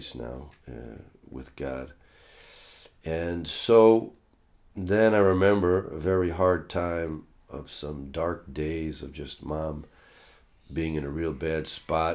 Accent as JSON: {"language": "English", "country": "United States", "tie": "born or raised there", "said": "Christian spirituality growing up in America"}